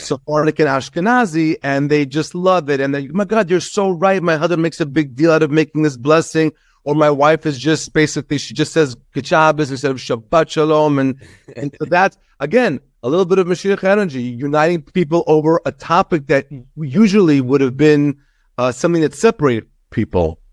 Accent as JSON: {"language": "English", "area": "Long Island", "region": "New York", "country": "United States", "tie": "born or raised there", "also_born_or_lived": "Israel", "said": "We came here when I was seven"}